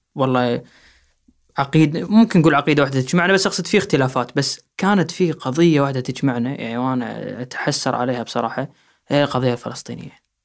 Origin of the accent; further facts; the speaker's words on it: Kuwait; احنا عندنا بالكويت